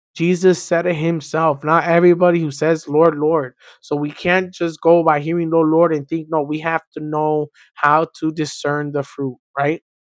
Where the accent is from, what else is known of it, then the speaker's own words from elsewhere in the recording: Miami, Florida, United States; I was born and raised in Miami